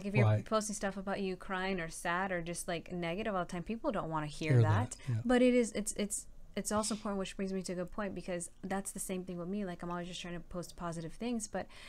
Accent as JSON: {"language": "English", "town": "West Covina", "region": "California", "country": "United States", "tie": "born there", "said": "I mean, I was born in West Covina, yes, but, I moved a lot around a lot because my dad was in the military."}